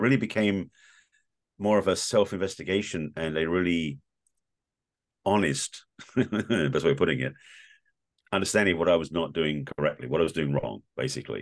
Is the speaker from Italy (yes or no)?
no; England, United Kingdom; growing up in England in a very reserved, stoic Jewish family